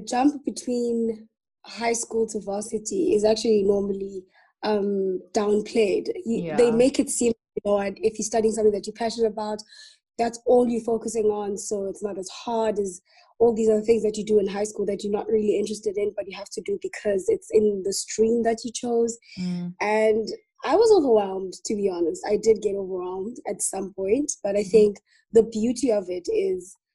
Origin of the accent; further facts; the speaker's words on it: Soweto, Gauteng, South Africa; also born or lived in Alberton / Leondale; I was born in the East Rand in Alberton, and I grew up in Leondale for some time, but like majority of my life, like my adult life, I was in Soweto. I am in Soweto still